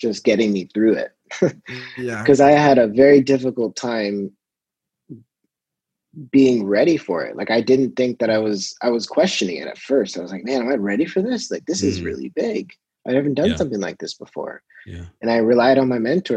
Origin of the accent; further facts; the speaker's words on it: Toronto, Ontario, Canada; being my hometown, it was kind of nice to be able to shoot where I came from